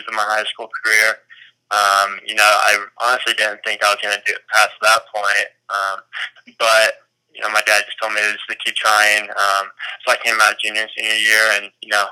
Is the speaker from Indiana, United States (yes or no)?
yes; Greenfield, Indiana, United States; now in Texas, United States; I'm from on the east side of Indianapolis, Greenfield, Indiana. But I now currently live in Texas, Wake, Texas.